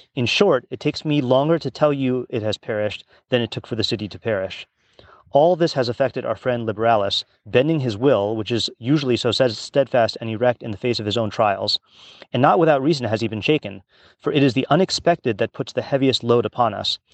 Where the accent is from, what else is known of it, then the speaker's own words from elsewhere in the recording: Hawaii, United States; I grew up in Hawaii